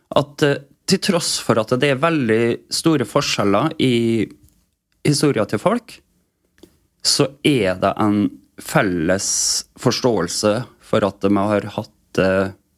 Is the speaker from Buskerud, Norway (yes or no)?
no; Vestnes, Møre og Romsdal, Norway; Jeg er oppvokst på Vestnes.